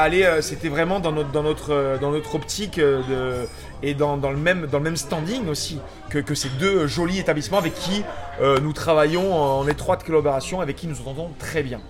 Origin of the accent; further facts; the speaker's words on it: Paris, Île-de-France, France; Je suis parisien